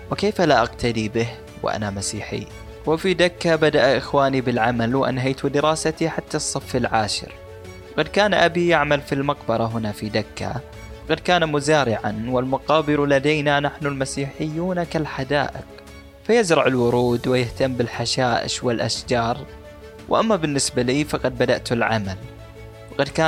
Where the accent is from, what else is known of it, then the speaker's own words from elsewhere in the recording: Bangladesh; accent: Bangladeshi; Arabic is a second language; خلوني أترجم لكم اللي قلته قبل شوي بلهجتي البنغلاديشية